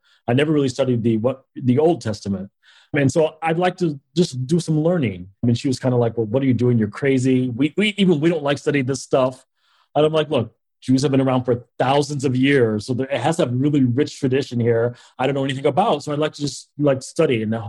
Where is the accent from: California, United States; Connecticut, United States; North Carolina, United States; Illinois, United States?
Illinois, United States; Naperville; also born or lived in Nashville, Tennessee; I was born in Nashville, but I grew up in a town called Naperville, Illinois. So outside of Chicago.